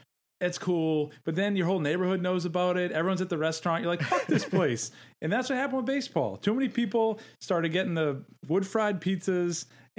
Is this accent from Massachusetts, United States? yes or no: yes; Massachusetts, United States; I grew up in Massachusetts.